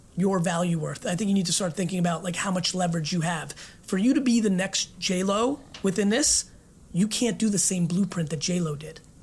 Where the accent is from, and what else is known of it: Russia; born or raised there; moved away